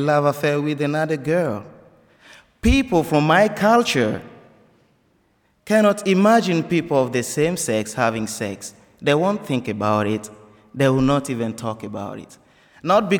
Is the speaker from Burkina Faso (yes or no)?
yes; Burkina Faso; English is a second language; moved away as an adult; now in United States; Before I left Burkina Faso